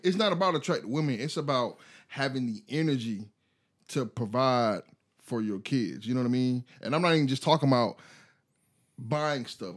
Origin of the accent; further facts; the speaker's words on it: United States; I am American.